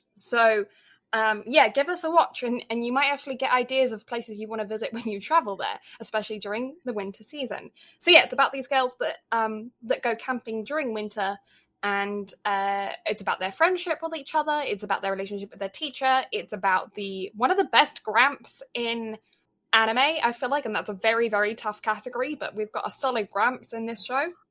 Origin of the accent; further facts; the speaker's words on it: Canada; me being Canadian